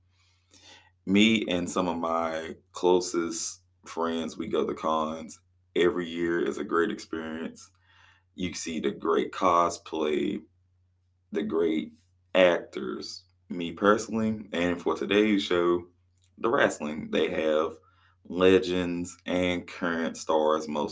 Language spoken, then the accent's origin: English; Raleigh, North Carolina, United States; my hometown, birthplace of Raleigh, North Carolina, in my home state of course, North Carolina